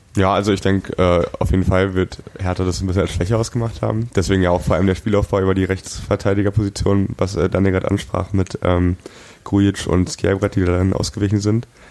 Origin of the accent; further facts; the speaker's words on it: Germany; ich bin in Eichweiler aufgewachsen, also direkt in der Stadtgrenze